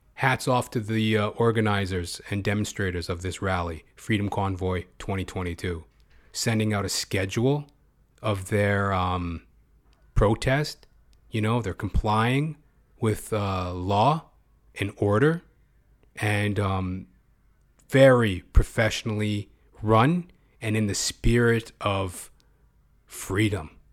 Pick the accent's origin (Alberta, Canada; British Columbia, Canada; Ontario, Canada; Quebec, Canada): Alberta, Canada; Edmonton; As I am a Canadian myself. Born and bred, Edmonton, Alberta